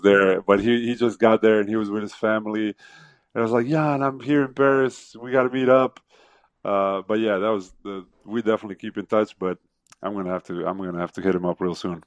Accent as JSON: {"language": "English", "town": "Zagreb", "region": "City of Zagreb", "country": "Croatia", "tie": "born or raised there", "said": "that is my hometown"}